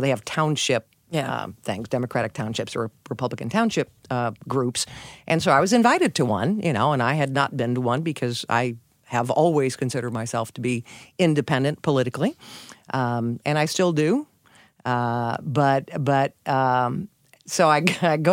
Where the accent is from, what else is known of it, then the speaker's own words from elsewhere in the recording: St. Louis, Missouri, United States; moved away as an adult; also born or lived in Houston; We're from St. Louis.